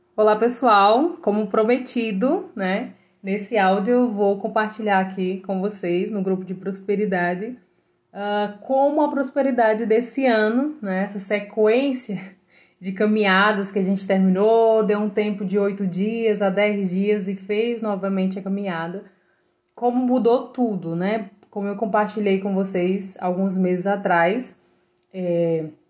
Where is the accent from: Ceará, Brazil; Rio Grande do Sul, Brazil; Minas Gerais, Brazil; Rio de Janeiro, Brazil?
Ceará, Brazil; also born or lived in João Pessoa; eu sou cearense